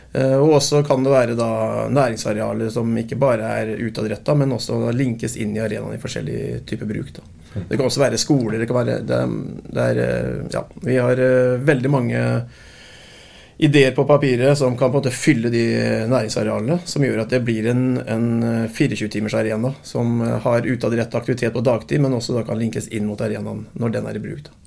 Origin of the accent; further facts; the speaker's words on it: Fredrikstad, Østfold, Norway; Jeg er jo fra Fredrikstad